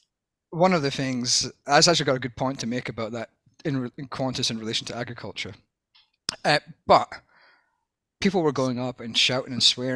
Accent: Scotland, United Kingdom; now in Australia; I'm Scottish

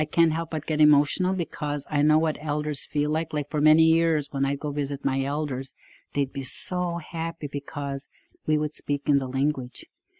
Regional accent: Wolastoqey community, St. John River, New Brunswick, Canada; first language Wolastoqey (Maliseet); English is a second language; I was born into it. English is my second language. Actually, it's almost my third, because I grew up in a home where my grandfather, my maternal grandfather, is from Quebec. And so there was French spoken in our home, as well as Wolastoqe or Maliseet.

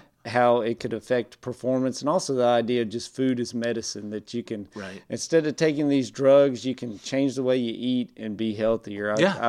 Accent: Tulsa, Oklahoma, United States; also born or lived in Alabama / Texas; now in East Texas, United States; I was born in Alabama. Formative years, mostly in Tulsa, Oklahoma, back to Alabama, ended up in East Texas, graduated from Douglas High School in Douglas, Texas.

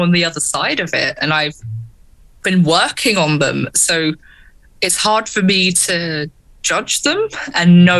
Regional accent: London, United Kingdom; in London, my hometown, London, home city

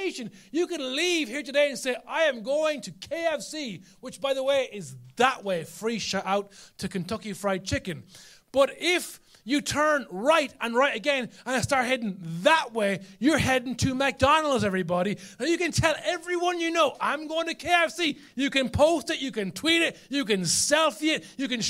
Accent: Carlow, Leinster, Ireland; I'm from Carlo.

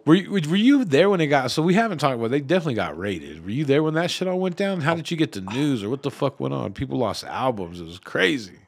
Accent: Denver, Colorado, United States; I grew up in the East Side, right there, kinda Swansea

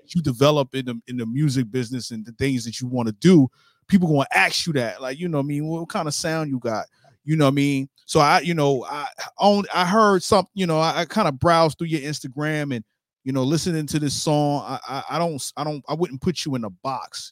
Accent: New York City, New York, United States; now in Jacksonville, United States; I grew up in New York

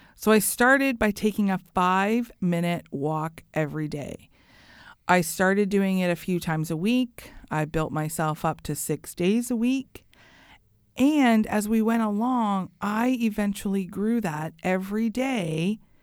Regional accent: Canada; I love being Canadian

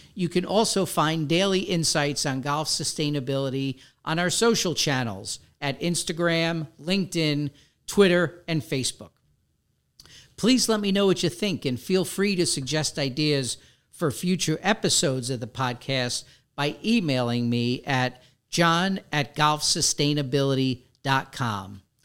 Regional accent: New York City, New York, United States; moved away as an adult; also born or lived in Westchester, New York; now in West Palm Beach, United States; Growing up in the Bronx

